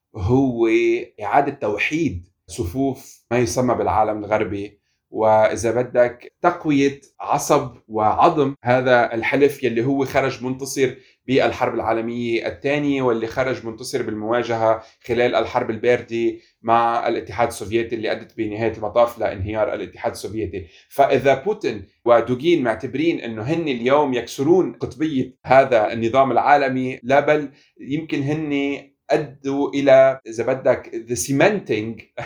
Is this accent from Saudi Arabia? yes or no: no; Lebanon; انا مواطن لبناني